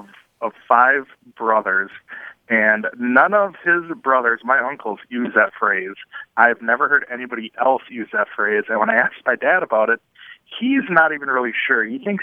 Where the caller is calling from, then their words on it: Green Bay, Wisconsin, United States; I'm calling from Green Bay, Wisconsin.